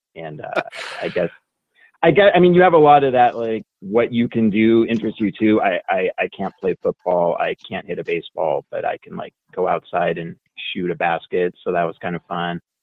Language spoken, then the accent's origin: English; Oregon, United States; now in Las Vegas, United States; I grew up in Oregon